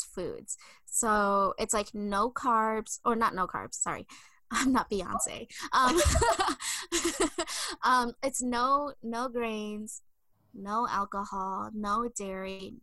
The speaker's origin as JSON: {"language": "English", "region": "Minnesota", "country": "United States", "said": "I'm a Minnesotan through and through"}